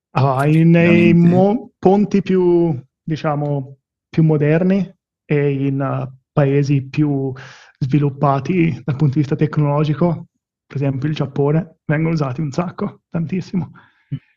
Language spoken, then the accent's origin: Italian; Bibbiena, Tuscany, Italy; moved away as an adult; also born or lived in Milan / Nottingham; now in Zurich, Switzerland; Sono partito chiaramente dal Casentino, da Bibbiena, e facendo tutto oh, l'iter scolastico là, fra Bibbiena